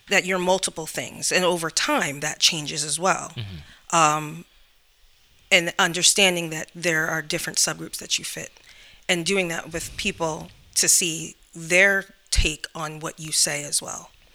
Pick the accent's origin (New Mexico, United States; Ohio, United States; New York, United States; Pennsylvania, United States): New York, United States; moved away